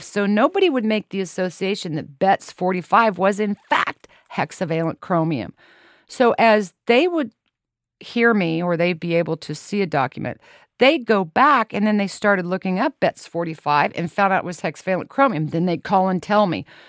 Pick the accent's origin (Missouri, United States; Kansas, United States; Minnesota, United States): Kansas, United States; Lawrence; I was born and raised in Lawrence, Kansas